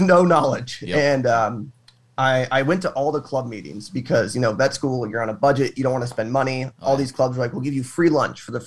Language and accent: English; Arizona, United States; I'm from Arizona, born and raised in the heat